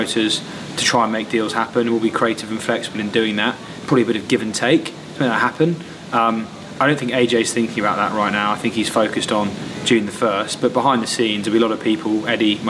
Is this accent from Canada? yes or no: no; United Kingdom; Speaking as a British fight fan myself